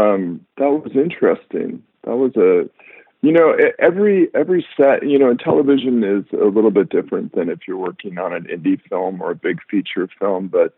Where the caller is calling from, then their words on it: Venice, California, United States; I am at home at my home office in beautiful Venice, California, which is usually quite sunny.